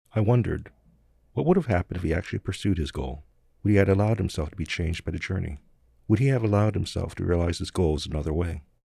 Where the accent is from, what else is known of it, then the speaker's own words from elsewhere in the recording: New Jersey, United States; moved away; The neighborhood I grew up in in New Jersey was mostly poor and working class